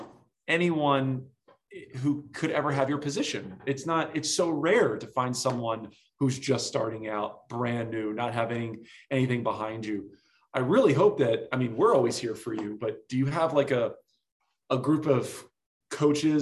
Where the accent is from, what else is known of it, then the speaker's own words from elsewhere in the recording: New Jersey, United States; I'm from South Jersey and I was a lifeguard for like 10 years